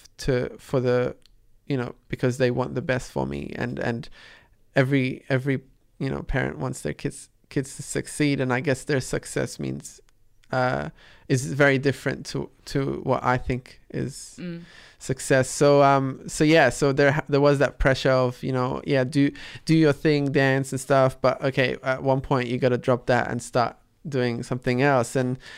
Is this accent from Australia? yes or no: yes; Australia; English is a second language; which wasn't the case when I was growing up in Australia. I was trying to catch up to you know, enhance my speaking and I guess my accent, and so English was the focus.